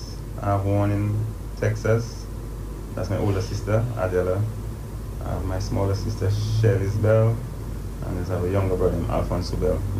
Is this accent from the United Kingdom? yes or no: no; Roseau, Dominica; also born or lived in Goodwill, Dominica; originally I'm from Newton. I think I spent like the first 8 years of my life in Newton.